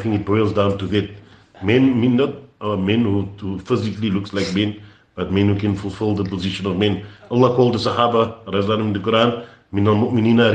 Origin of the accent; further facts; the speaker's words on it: Cape Town, Western Cape, South Africa; I come from Cape Town, which is considered a militant place